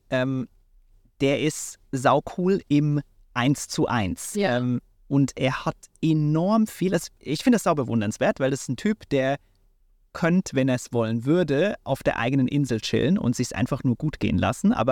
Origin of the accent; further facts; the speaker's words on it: Switzerland; ich bin in der Schweiz aufgewachsen